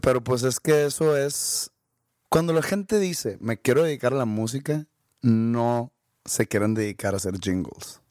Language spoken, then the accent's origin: Spanish; Monterrey, Nuevo León, Mexico; nací en Monterrey, no nací en San Pedro.